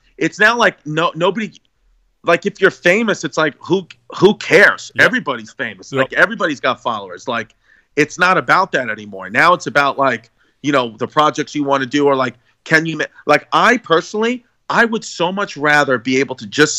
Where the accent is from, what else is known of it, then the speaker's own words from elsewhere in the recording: New York City, New York, United States; I'm from Brooklyn.